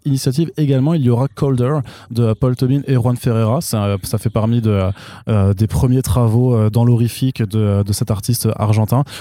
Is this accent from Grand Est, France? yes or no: yes; Alsace, Grand Est, France; also born or lived in Colmar; Je suis pas allemand, je suis alsacien